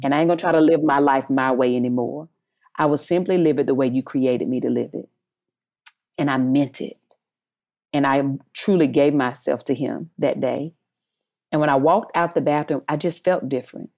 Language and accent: English; North Carolina, United States; accent: Southern, country; moved away as an adult; also born or lived in Eden, North Carolina; now in Los Angeles, United States; working for U P S in North Carolina, always having to cover my accent to be business friendly